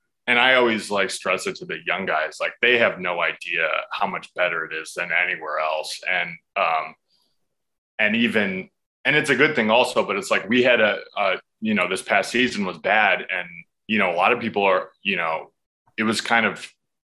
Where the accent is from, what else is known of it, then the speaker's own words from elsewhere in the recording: United States; for us in America